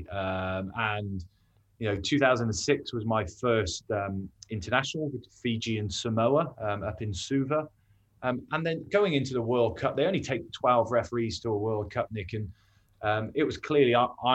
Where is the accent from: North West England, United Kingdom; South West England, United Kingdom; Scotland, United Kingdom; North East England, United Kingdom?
South West England, United Kingdom; Forest of Dean, Gloucestershire; I come from the Forest of Dean